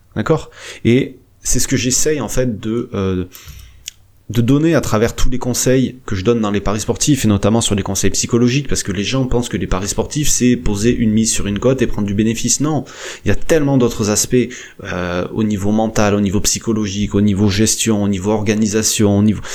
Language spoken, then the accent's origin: French; France; chez nous en France